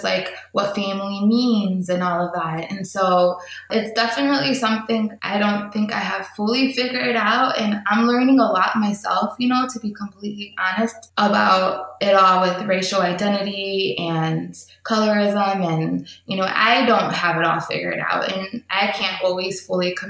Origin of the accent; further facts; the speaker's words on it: United States; as an American